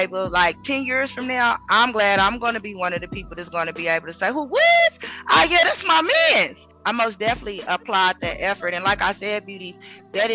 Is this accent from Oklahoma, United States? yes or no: yes; Oklahoma, United States; I'm from Oklahoma